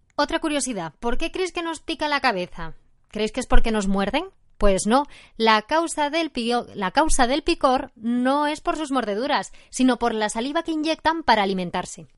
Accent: Oviedo, Asturias, Spain; soy de Oviedo y tengo 63 años

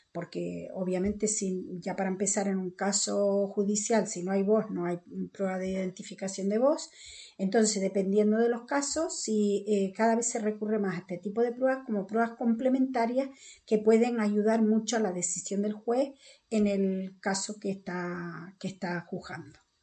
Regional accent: Canary Islands, Spain; accent: Canarian; yo soy canaria

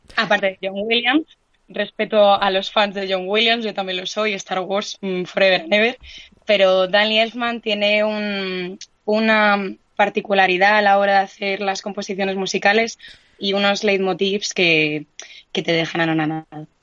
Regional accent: Madrid, Community of Madrid, Spain; soy de aquí, nací aquí en Madrid, soy gato

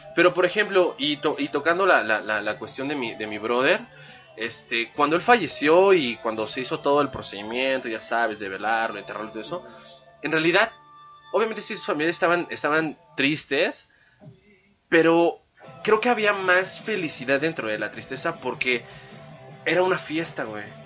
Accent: Mexico; es algo que nos distingue, algo único como mexicanos

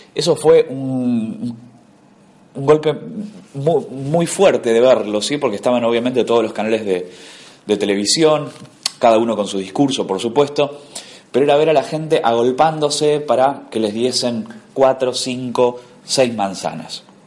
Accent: Argentina; como argentinos

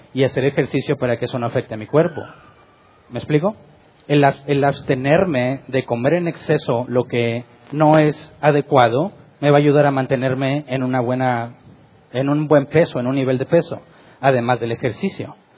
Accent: Mexico; como decimos mexicanos

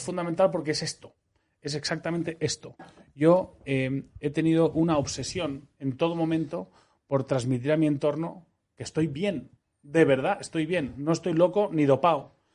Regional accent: Madrid, Community of Madrid, Spain; moved away as an adult; also born or lived in Seville / Almería / Netherlands / Switzerland; yo soy, español, soy madrileño, nací en el año 74

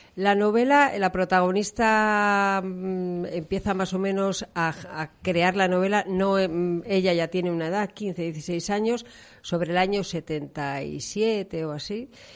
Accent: León, Castile and León, Spain; now in Valladolid, Spain; yo soy de León, aunque llevo aquí muchos años

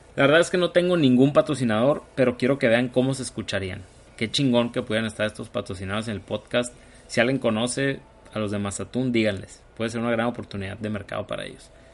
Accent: Hermosillo, Sonora, Mexico; soy originario de Hermosillo, Sonora. Aquí vivo, en México

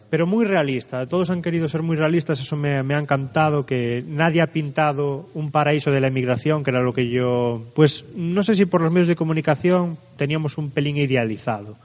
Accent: Spain; moved away; salimos de España mucha gente por falta de oportunidades laborales

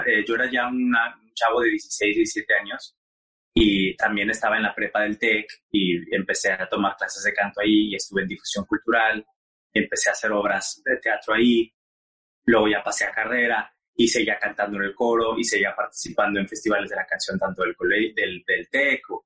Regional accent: Monterrey, Nuevo León, Mexico; moved away as an adult; also born or lived in Mexico City; now in United States; yo soy de Monterrey, eh, de Monterrey, Nuevo León. Eh, crecí en una familia muy tradicional

